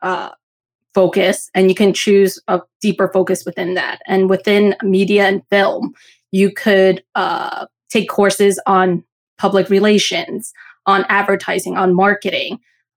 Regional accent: New Jersey, United States; I was born and raised in New Jersey

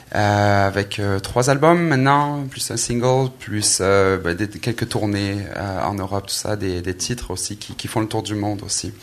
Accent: Aix-en-Provence, Provence-Alpes-Côte d'Azur, France; moved away as an adult; also born or lived in Marseille; now in Quebec, Canada; né en France, dans le sud de la France, à Marseille, euh, Aix-en-Provence plus précisément.

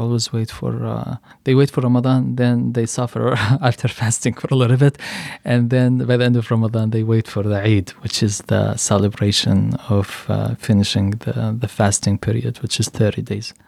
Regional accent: Yemen; also born or lived in Michigan; now in United States; I am from Yemen

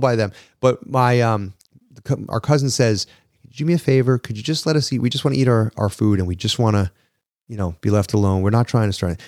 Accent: New York, United States; I'm a New Yorker

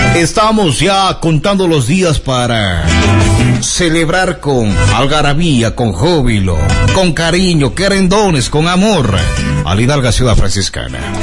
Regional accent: Azogues, Cañar, Ecuador; de dónde somos, pues decíamos de Azogues

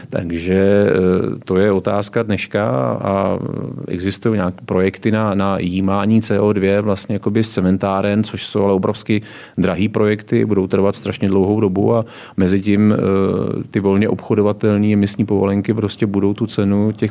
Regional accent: Sokolov region, Karlovy Vary Region, Czechia; Já jsem vyrůstal tam na Hornickém Sokolovsku

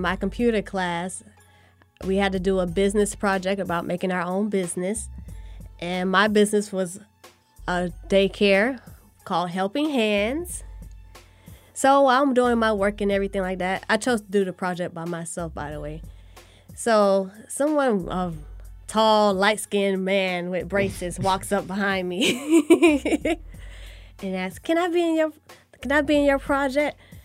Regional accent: Fort Lauderdale, Florida, United States; I'm from Fort Lauderdale, Florida.

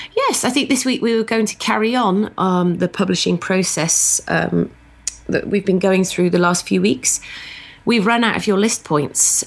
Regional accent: United Kingdom; I'm very British

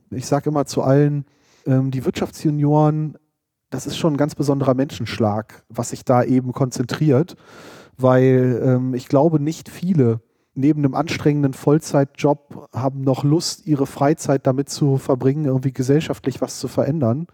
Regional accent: Hochdahl, North Rhine-Westphalia, Germany; also born or lived in Hahn / Düsseldorf; Also ich bin im Speckgürtel von Düsseldorf aufgewachsen, in Hochdahl

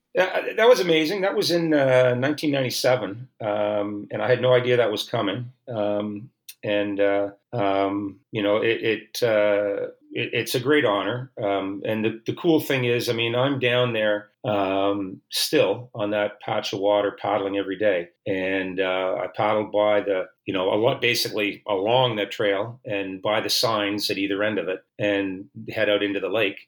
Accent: Oakville, Ontario, Canada; I grew up in Oakville, which is a, a, suburban community of Toronto

